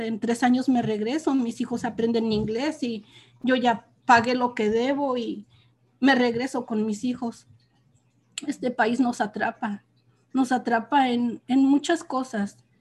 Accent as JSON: {"language": "Spanish", "town": "Almoloya", "region": "Hidalgo", "country": "Mexico", "tie": "born or raised there", "moved": "as an adult", "lives_now": "California, United States", "said": "soy de un pueblo de México, del estado de Hidalgo, se llama Almoloya. Ahí pues fue toda mi vida y ahí crecí"}